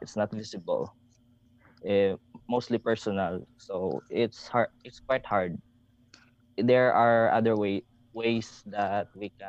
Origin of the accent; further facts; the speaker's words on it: Dueñas, Western Visayas, Philippines; I'm currently at Dueñas. This is where I live. This is where our home, in my hometown